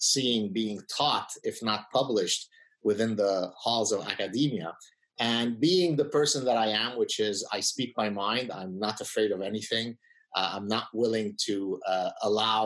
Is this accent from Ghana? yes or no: no; Lebanon; also born or lived in United States; now in Canada; So I come from Lebanon. We are Lebanese Jews who escaped the civil war